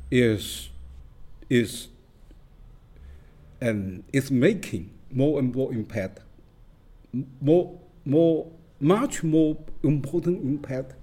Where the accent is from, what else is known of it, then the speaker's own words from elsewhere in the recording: Fuzhou, Fujian, China; now in New York, United States; I'm born in China, in Fuzhou City, Fujian Province